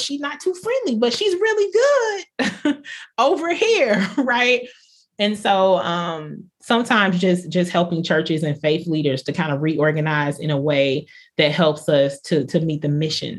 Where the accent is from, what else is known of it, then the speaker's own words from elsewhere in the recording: the South, United States; I think growing up in the South, you think of pastors sometimes as people that are, you know, toeing the line and pointing people in a certain direction.